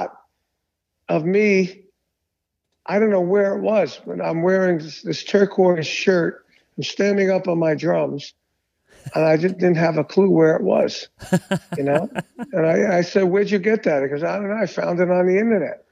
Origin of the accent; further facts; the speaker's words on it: Brooklyn, New York, United States; I grew up in Brooklyn